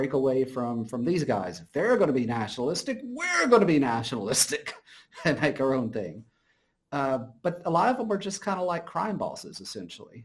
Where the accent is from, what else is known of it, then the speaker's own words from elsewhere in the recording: United States; as an American